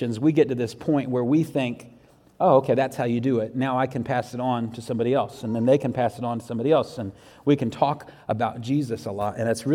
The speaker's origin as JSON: {"language": "English", "town": "Jacksonville", "region": "Florida", "country": "United States", "tie": "born or raised there", "moved": "yes", "said": "I grew up in Jacksonville, Florida"}